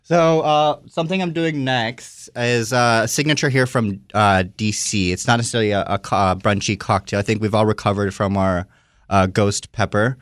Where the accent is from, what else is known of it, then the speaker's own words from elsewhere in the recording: Miami, Florida, United States; moved away as an adult; now in Washington, D.C., United States; I'm born and raised in Miami, but my background is Brazilian